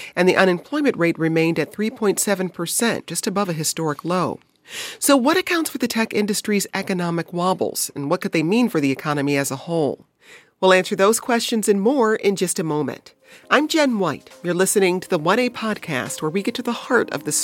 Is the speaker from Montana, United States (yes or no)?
no; Detroit, Michigan, United States; moved away; my hometown, Detroit